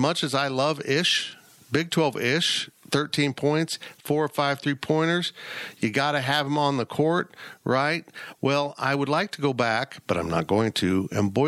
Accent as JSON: {"language": "English", "region": "Florida", "country": "United States", "tie": "born or raised there", "moved": "yes", "said": "I was born in Florida"}